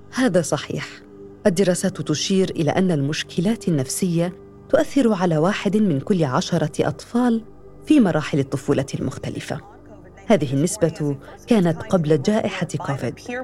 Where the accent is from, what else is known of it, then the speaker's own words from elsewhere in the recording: Aleppo, Aleppo Governorate, Syria; من حلب